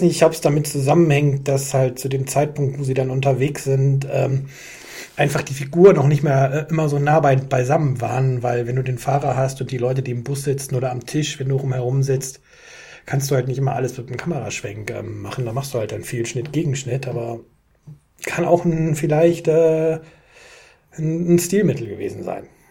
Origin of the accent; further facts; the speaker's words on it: Düsseldorf, North Rhine-Westphalia, Germany; ich bin mitten in Düsseldorf groß geworden